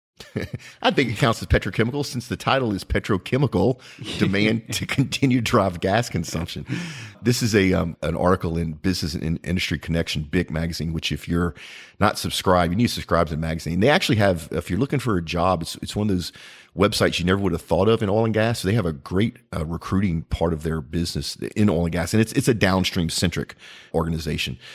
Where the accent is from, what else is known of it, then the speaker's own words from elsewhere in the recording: United States; As an American